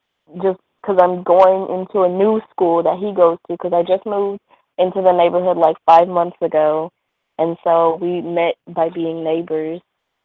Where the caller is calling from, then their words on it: Texas, United States; I'm from Texas.